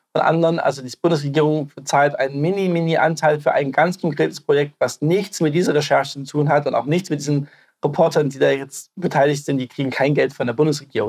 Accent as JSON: {"language": "German", "region": "East Germany", "country": "Germany", "said": "als Ostdeutsche"}